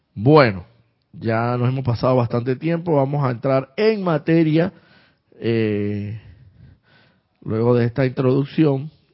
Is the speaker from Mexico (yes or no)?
no; Santiago de Veraguas, Veraguas, Panama; paisana, también yo soy de Santiago de Veraguas.